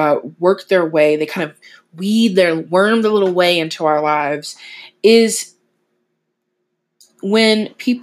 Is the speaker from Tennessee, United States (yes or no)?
yes; Tennessee, United States; I hail from Old Country, Tennessee